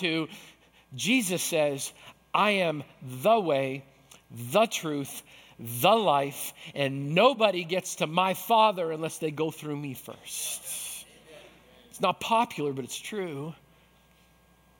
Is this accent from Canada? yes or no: yes; Manitoba, Canada; I grew up in Manitoba.